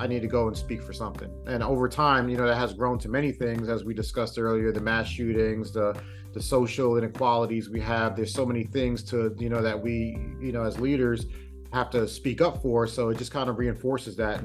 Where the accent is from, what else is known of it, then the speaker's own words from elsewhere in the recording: New York City, New York, United States; moved away; also born or lived in Virginia; growing up in Brooklyn